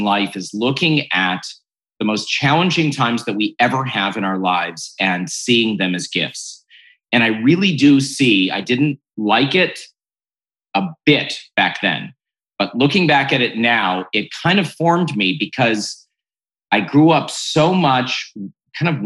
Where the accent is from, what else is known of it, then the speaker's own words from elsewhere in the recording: Cleveland, Ohio, United States; I'm from Cleveland, Ohio